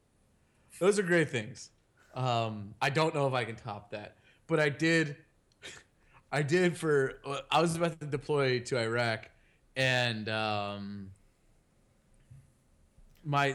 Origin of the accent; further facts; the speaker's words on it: United States; I'm an American.